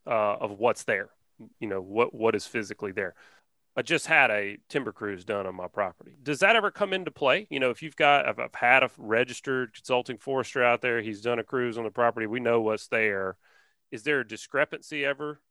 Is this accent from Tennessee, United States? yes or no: no; Alabama, United States; We're from Alabama